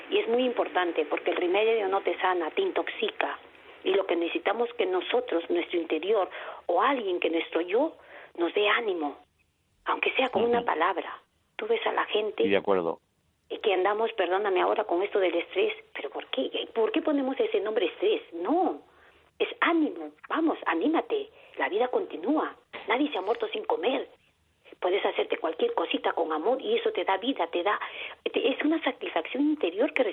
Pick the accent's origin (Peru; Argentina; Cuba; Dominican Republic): Peru; now in Madrid, Spain; yo soy de Perú y tengo otra idea de la vida. Soy de la parte, digamos, mística. Eh, tenemos nosotros otras creencias de curar y sanar a las personas sin remedios.